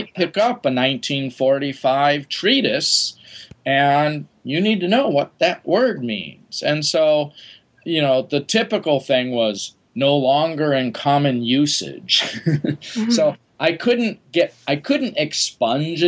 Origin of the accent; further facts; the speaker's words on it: Wisconsin, United States; moved away; I grew up in Wisconsin